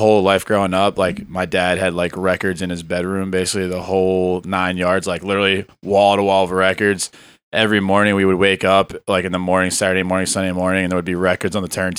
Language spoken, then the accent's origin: English; Philadelphia, Pennsylvania, United States; moved away as an adult; also born or lived in Willow Grove, Pennsylvania; now in St. Petersburg, United States; Yeah, born and raised in Mayfair